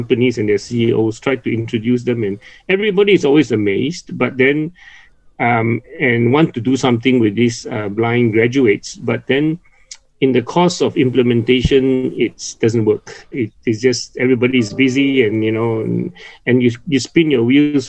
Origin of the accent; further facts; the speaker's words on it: Penang, Malaysia; moved away; I'm originally from Penang.